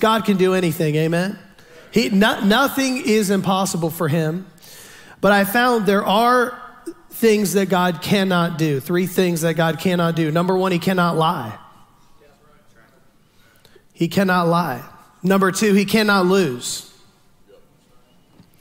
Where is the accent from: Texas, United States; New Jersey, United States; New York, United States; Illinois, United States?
Texas, United States; Houston; I'm from down south. I'm from Houston